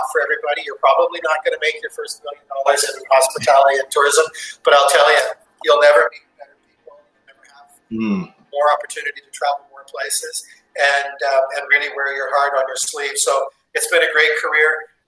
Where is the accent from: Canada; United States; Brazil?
Canada; Western Canada; And so growing up in Western Canada, when we had basically three channels to watch